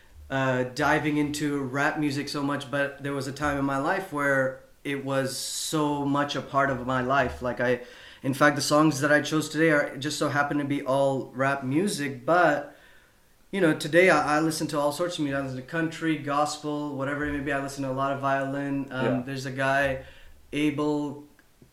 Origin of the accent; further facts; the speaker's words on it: Pakistan; moved away; when I was growing up in Pakistan